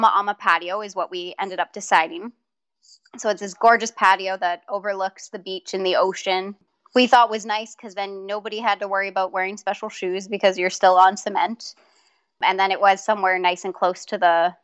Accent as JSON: {"language": "English", "region": "Manitoba", "country": "Canada", "said": "we're from Manitoba, Canada, so it's can be cold here in the wintertime"}